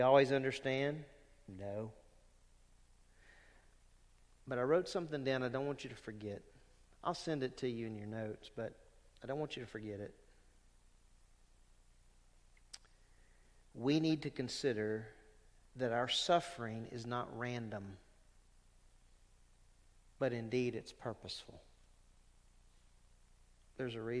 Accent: Louisiana, United States; when I was a young believer growing up in Louisiana

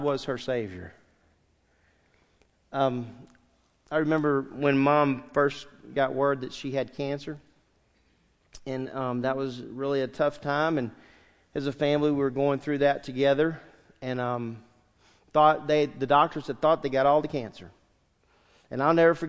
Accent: San Diego, California, United States; I was born in San Diego, California, October 9th, 1964

